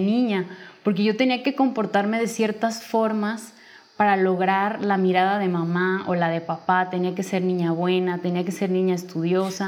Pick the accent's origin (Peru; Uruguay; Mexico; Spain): Mexico; Guadalajara, Jalisco; yo soy de, nací en Guadalajara, sigo aquí viviendo.